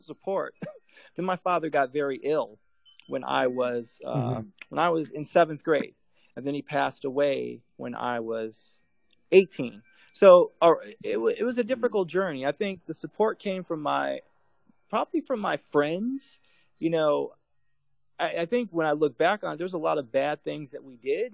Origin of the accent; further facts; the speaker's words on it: Chicago, Illinois, United States; I grew up in Chicago